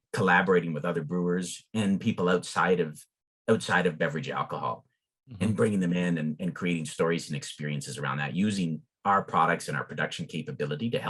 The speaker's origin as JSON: {"language": "English", "town": "Lucan", "region": "Ontario", "country": "Canada", "tie": "born or raised there", "said": "I grew up in Southern Ontario in a town called Lucan"}